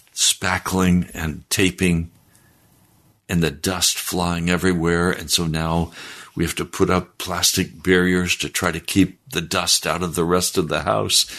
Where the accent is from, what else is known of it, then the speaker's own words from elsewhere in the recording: the West, United States; I was raised in the West